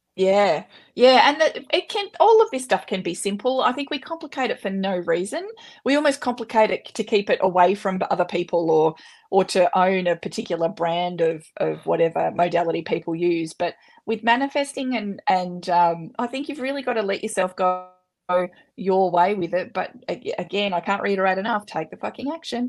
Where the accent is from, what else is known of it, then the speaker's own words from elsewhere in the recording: Australia; I'm an Aussie and we swear a bit